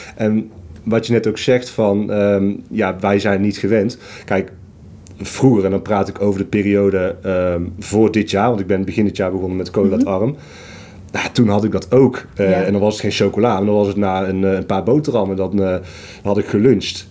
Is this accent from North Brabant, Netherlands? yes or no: yes; Tilburg, North Brabant, Netherlands; Ik kom uit Tilburg.